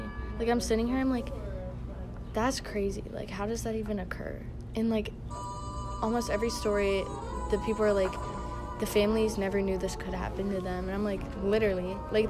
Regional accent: York, Pennsylvania, United States; I'm from York, Pennsylvania.

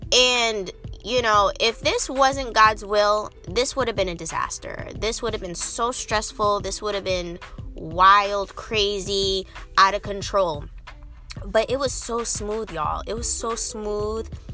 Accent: Cambridge, Massachusetts, United States; moved away as an adult; also born or lived in Arlington, Massachusetts; now in Washington, D.C. area, United States; I'm originally, like I said, from um, from Cambridge, Massachusetts.

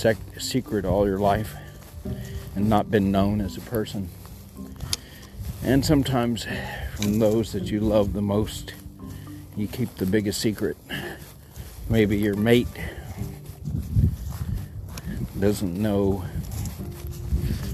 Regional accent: Texas, United States

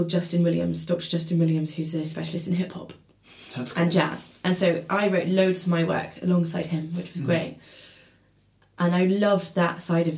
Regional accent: Maidenhead, South East England, United Kingdom; moved away as an adult; now in Bristol, United Kingdom; I grew up in Maidenhead near Reading

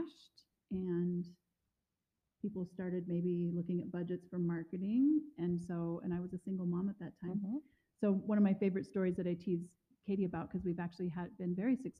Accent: West Coast, United States; now in Missoula, United States; I am from the West Coast

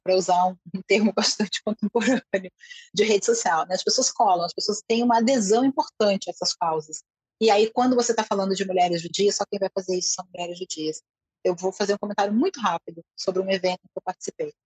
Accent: Brazil; eu sou brasileira

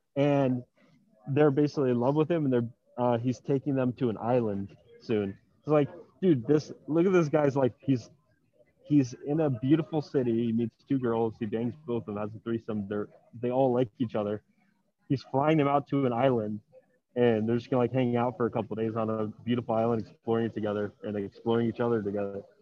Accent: Miami, Florida, United States; moved away as an adult; now in Medellín, Colombia; I'm from Miami originally

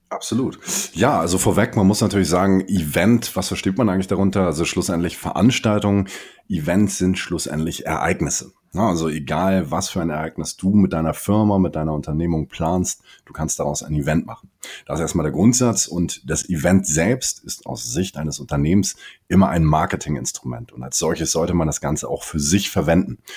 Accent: Hamburg, Germany; mein Vater kommt aus dem äh, Senegal, meine Mutter hier aus Hamburg. Ich bin in Hamburg aufgewachsen und geboren

